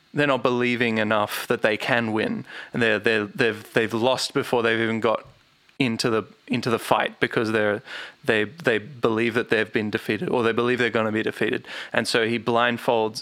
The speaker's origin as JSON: {"language": "English", "country": "Australia", "said": "we're Australian"}